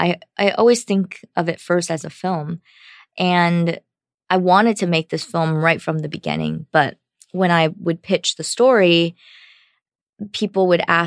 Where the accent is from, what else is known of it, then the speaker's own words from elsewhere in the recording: United States; Because as an American, that's my experience going back to my home country.